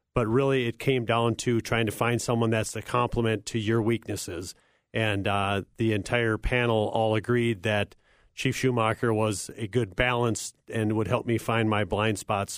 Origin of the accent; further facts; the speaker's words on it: Cokato, Minnesota, United States; I grew up in Cokato, Minnesota, served on active duty after attending the Air Force Academy.